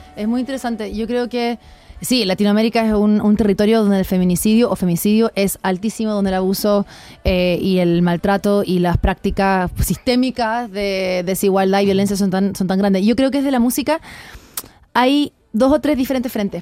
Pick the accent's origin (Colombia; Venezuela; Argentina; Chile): Chile; moved away as an adult; now in Mexico; soy de Chile